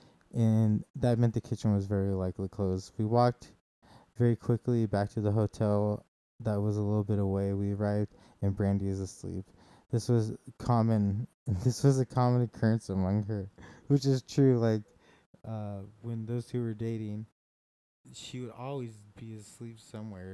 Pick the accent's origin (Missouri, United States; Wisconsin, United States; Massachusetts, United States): Missouri, United States; Kansas City; moved away; When I grew up in Kansas City, Missouri